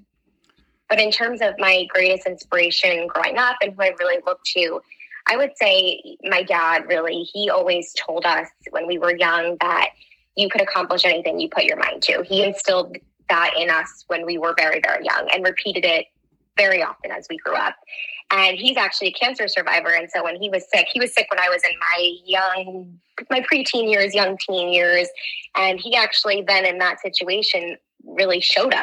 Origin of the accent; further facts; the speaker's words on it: New Jersey, United States; now in New York City, United States; I grew up in New Jersey.